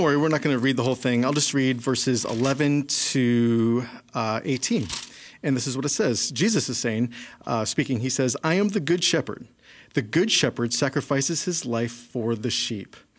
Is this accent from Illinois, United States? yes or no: yes; Chicago, Illinois, United States; growing up in Chicago, we don't really have a lot of sheep